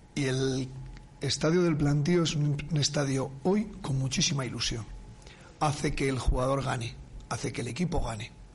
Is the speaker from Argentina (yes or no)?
no; Burgos province, Castile and León, Spain; born or raised there; moved away